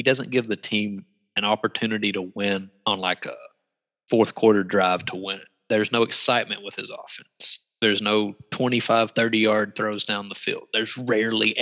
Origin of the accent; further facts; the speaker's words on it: North Carolina, United States; we're both from North Carolina